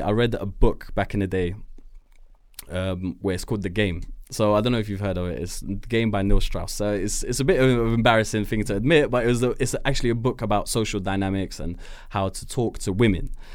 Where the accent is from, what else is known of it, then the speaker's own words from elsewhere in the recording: Edgware, London, United Kingdom; I was born in Edgware, Edgware Hospital. Um, I grew up in a neighborhood called Deansbrook